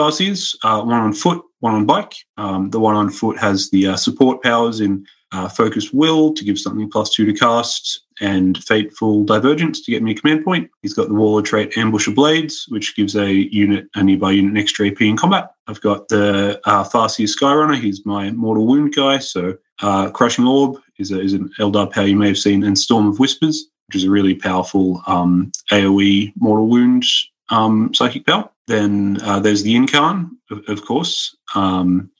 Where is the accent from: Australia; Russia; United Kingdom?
Australia; also born or lived in Newcastle, New South Wales; I'm from Australia. I'm in Newcastle, which is quite close to Sydney